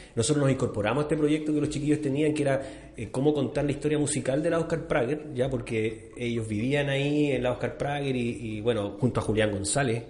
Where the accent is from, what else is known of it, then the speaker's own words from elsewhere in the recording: Chile; como chileno